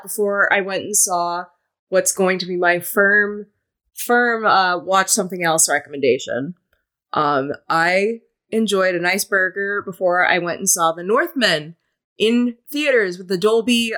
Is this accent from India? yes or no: no; Boston, Massachusetts, United States; as a Bostonian